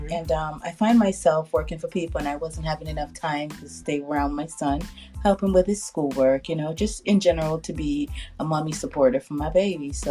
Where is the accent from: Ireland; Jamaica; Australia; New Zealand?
Jamaica; also born or lived in United Kingdom; now in United States; Well, I am originally from Jamaica.